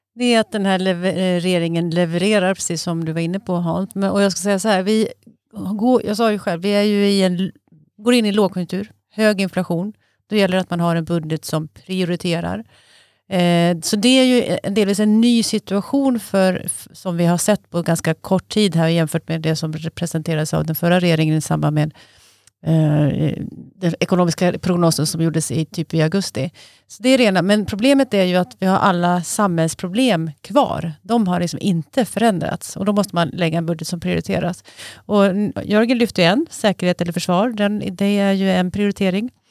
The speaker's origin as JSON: {"language": "Swedish", "area": "near Leksand", "region": "Dalarna County", "country": "Sweden", "tie": "born or raised there", "said": "Jag är uppvuxen nära Leksand, så jag är, i Dalarna i och för sig"}